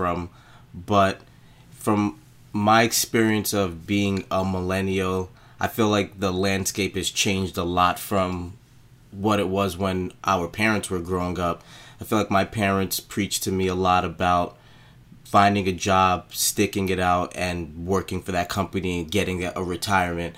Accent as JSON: {"language": "English", "town": "New York City", "region": "New York", "country": "United States", "tie": "born or raised there", "said": "I was, again, born and raised in Brooklyn, and my family's actually from Haiti"}